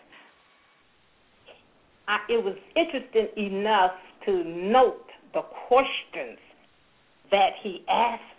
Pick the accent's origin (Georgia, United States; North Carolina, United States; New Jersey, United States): Georgia, United States; Forsyth; moved away as an adult; also born or lived in Atlanta, Georgia; I was from Forsyth, Georgia